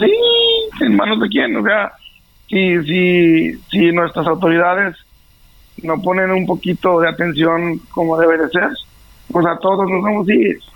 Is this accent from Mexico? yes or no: yes; Jerez, Zacatecas, Mexico; also born or lived in United States; todos están aquí en, mi pueblo, en, mi estado